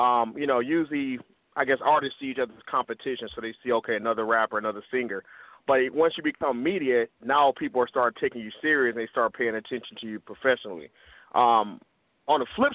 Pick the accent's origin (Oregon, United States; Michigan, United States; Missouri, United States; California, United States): Michigan, United States; Detroit; now in West Coast, United States; I'm originally from Detroit, Michigan. I'm on the West Coast right now.